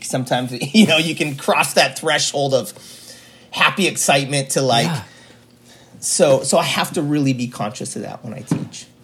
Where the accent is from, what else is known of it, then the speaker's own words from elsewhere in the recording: Juneau, Alaska, United States; Here in Juneau in Alaska